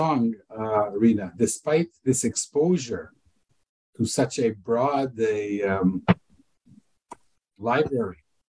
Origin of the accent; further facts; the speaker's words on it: Canada; I'm Canadian